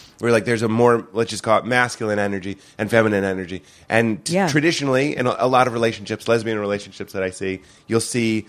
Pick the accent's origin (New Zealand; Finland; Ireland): Ireland; As an Irish person, I find that we're hard-headed and we'll sit on something for a long time, too, that in a similar way.